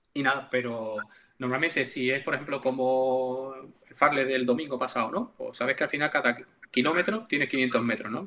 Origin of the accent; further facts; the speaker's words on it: Seville, Andalusia, Spain; yo soy de Sevilla